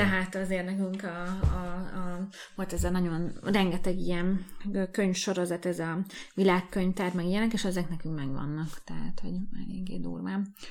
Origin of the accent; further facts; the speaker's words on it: Hungary; moved away as an adult; now in Budapest, Hungary; mind a ketten egy vidéki városból jöttünk, a Dávid egy nagyobbból, én egy kisebből